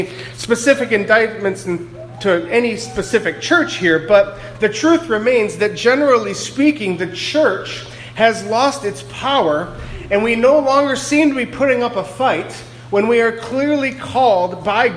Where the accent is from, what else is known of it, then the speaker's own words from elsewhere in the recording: Ohio, United States; moved away as an adult; also born or lived in New England; now in Greenfield, Massachusetts, United States; I'm from Ohio originally. When I first moved to New England 6.5 or so years ago